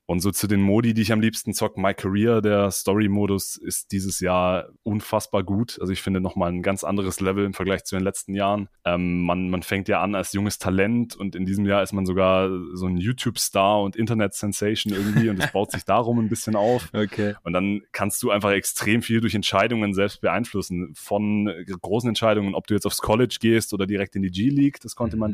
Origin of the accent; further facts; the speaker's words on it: near Stuttgart, Swabia, Baden-Württemberg, Germany; komme aus der Nähe von Stuttgart, Schwaben Represent.